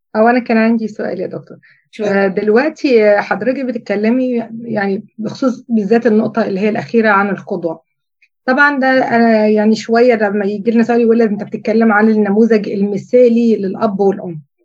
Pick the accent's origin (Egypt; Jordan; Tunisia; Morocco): Egypt; في مجتمعنا كمصريين